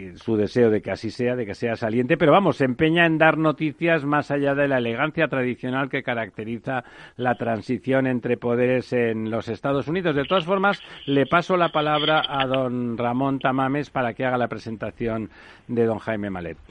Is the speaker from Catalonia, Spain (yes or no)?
yes; Catalonia, Spain; yo soy catalán